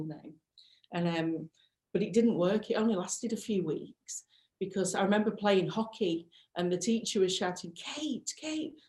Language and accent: English; Preston, North West England, United Kingdom; I'm from Preston, cool. In the northwest.